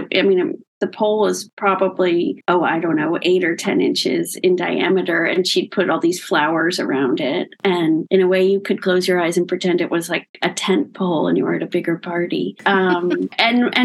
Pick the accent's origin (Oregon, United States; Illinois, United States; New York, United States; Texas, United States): New York, United States; Locust Valley; my parents had a house when I was growing up in Locust Valley on Long Island